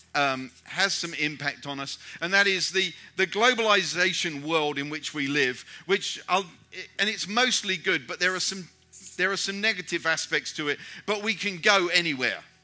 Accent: United Kingdom; moved away; I'm a British European and I moved back to Europe

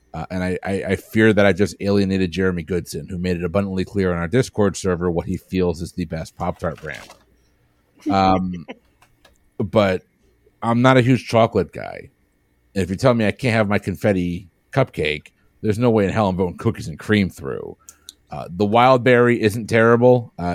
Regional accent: New England, United States

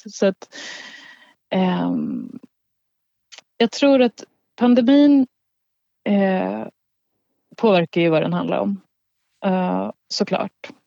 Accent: Gotland, Sweden; sen så handlar det också om min uppväxt på Gotland så det är någon slags blandning.

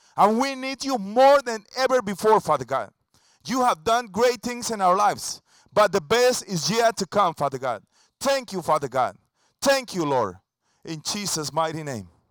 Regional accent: Costa Rica; English is a second language; now in Tampa, United States; an original from Costa Rica. That's my home country.

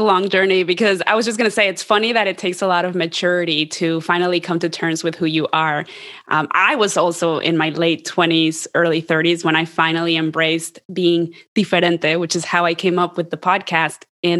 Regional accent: Columbus, Ohio, United States; Columbus, Ohio, which is where I grew up. And there was like, no one looked like me, and definitely no one sounded like me.

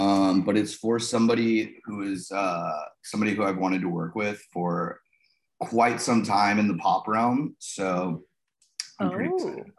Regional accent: United States; also born or lived in Los Angeles; as an American

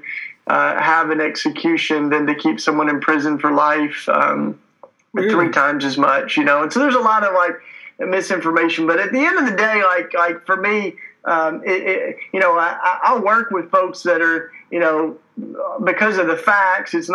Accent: Tennessee, United States; moved away as an adult; now in Philadelphia, United States; I'm a Tennessee kid. You can tell by my accent. That's why I talk with such a charming, lovely accent. I grew up down south and came up to Philadelphia to go to school.

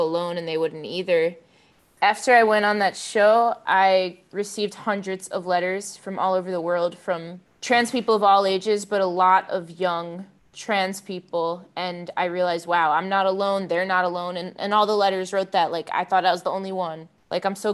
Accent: Long Island, New York, United States; I grew up on Long Island, New York

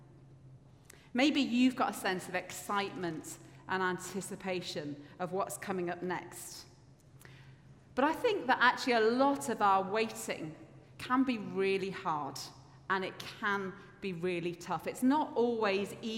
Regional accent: Yorkshire and the Humber, United Kingdom; now in Edinburgh, United Kingdom; I grew up in Yorkshire, and we didn't have as good a bus service where I lived

